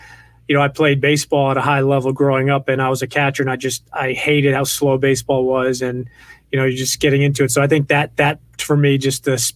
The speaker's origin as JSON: {"language": "English", "area": "Westchester County", "region": "New York", "country": "United States", "tie": "born or raised there", "said": "I grew up in the Northeast in Westchester County, New York"}